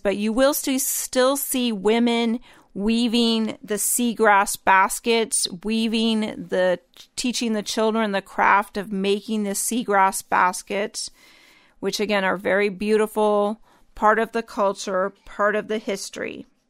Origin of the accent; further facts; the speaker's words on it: the North, United States; growing up in the North